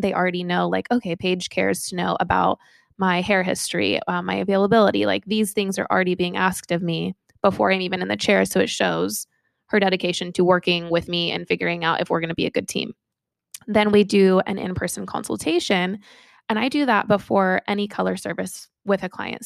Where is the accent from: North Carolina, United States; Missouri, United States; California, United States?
California, United States; Sacramento; I'm from Sacramento, California